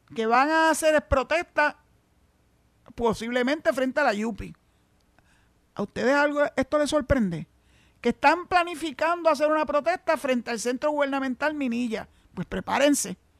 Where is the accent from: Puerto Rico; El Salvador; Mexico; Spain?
Puerto Rico